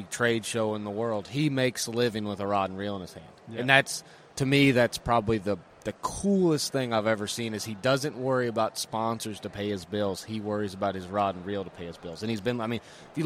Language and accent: English; Guntersville, Alabama, United States; growing up on Gundersville